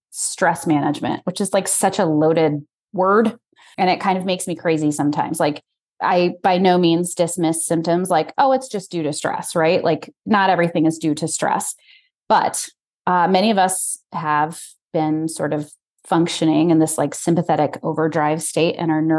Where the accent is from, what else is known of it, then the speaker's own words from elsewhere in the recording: Colorado, United States; moved away as an adult; also born or lived in Chicago / Texas / Detroit; I was born and raised in Colorado, and I went to med school in Chicago.